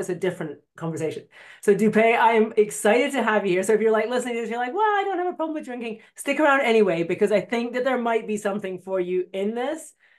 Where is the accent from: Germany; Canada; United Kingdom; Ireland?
United Kingdom; Scotland; I'm Scottish